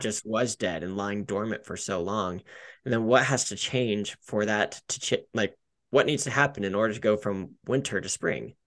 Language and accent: English; Denver, Colorado, United States; I love living in Colorado. I grew up in Denver, one of the few natives that I know